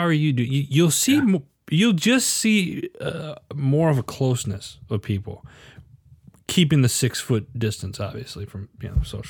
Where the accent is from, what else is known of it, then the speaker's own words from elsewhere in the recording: Midwest, United States; also born or lived in Arizona; I grew up in the Midwest, and then I lived in Arizona for 25 plus years, and very fast paced life.